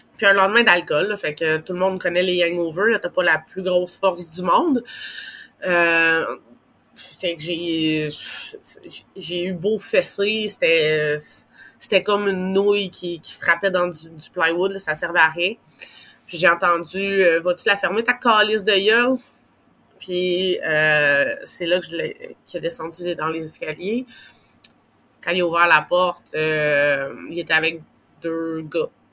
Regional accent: Gatineau, Quebec, Canada; on était à Gatineau, dans ma ville natale

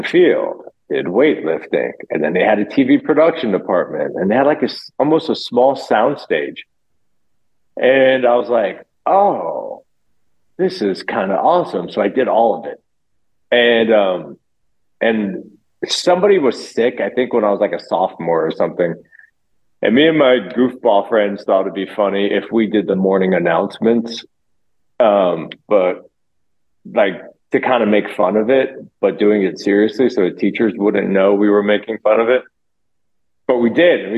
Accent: Loxahatchee, Florida, United States; also born or lived in New Jersey; I was born in New Jersey, but I did all my growing up in Florida.

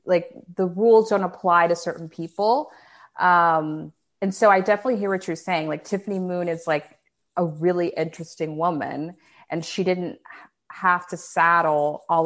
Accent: Dallas, Texas, United States; I'm from Dallas

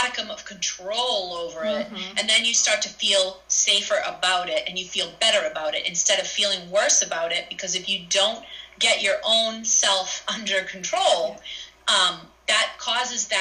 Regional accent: Salem, Massachusetts, United States; growing up in Salem

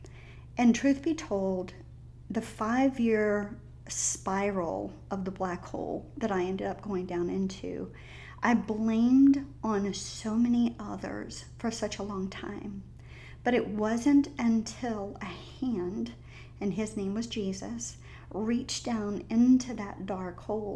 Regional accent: the South, United States; accent: Southern drawl; I'm a Southern girl. I was raised in the South.

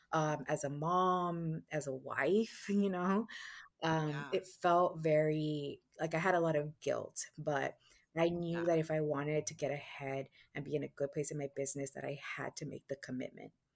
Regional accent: Guatemala; moved away; I was born in Guatemala

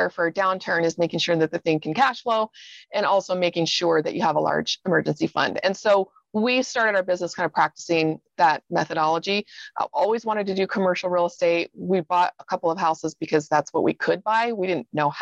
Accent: Seattle, Washington, United States; moved away as an adult; also born or lived in Idaho / Austin, Texas; now in Salt Lake City, United States; I spent 20 years growing up in Seattle

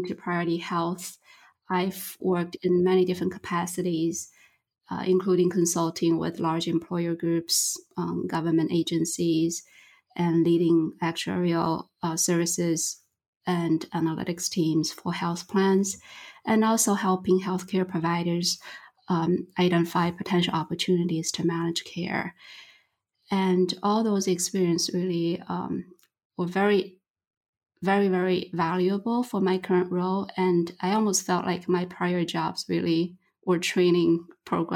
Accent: China; now in Michigan, United States; I'm originally from China

